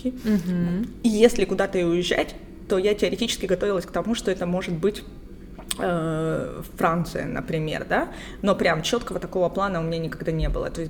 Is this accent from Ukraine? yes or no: yes; Ukraine; Слушайте, мне сейчас нравится говорить, что я грузинка, потому что я очень долго не говорила этого. А, позиционировала себя только как украинка